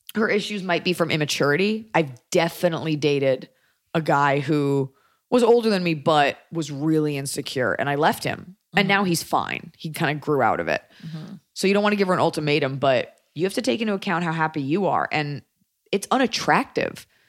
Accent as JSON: {"language": "English", "region": "Texas", "country": "United States", "said": "As a Texan, a lover of Austin"}